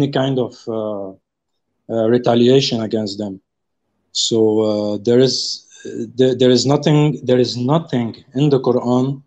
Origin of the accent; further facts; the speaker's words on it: South Africa; I'm calling from very far. I'm from South Africa